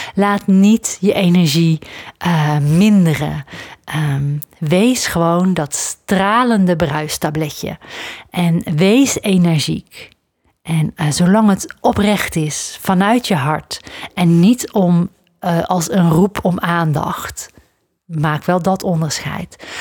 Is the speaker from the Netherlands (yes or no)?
yes; Netherlands; ik, ben opgegroeid aan de grens met België. Als ik eh, dan eh, naar Antwerpen ging of zo, de grote stad toch wel, in de buurt van waar ik ben opgegroeid